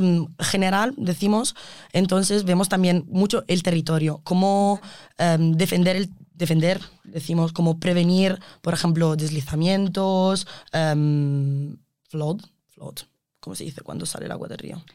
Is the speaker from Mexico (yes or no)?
no; Italy; Spanish is a second language; moved away as an adult; now in Spain; Aunque sé que sigo siendo la italiana